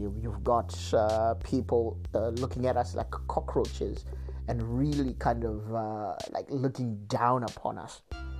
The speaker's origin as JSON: {"language": "English", "country": "Zimbabwe", "said": "I come from Zimbabwe, a little country in the south and part of Africa."}